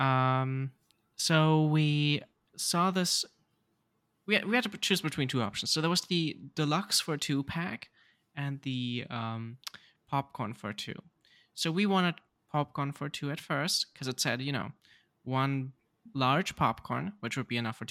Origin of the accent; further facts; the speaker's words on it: Germany; we Germans